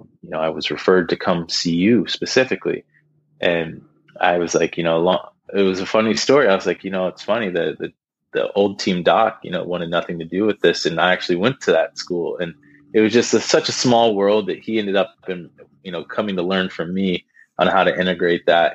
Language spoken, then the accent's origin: English; Columbus, Ohio, United States; moved away; also born or lived in Saginaw, Michigan; We're from Columbus, Ohio